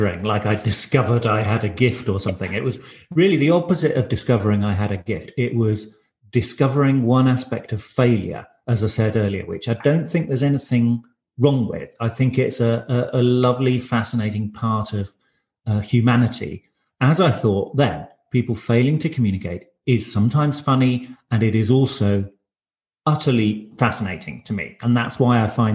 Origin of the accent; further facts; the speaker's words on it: United Kingdom; first language English; moved away as an adult; now in Berlin, Germany; I grew up near London from a monolingual, monocultural English background with a French surname.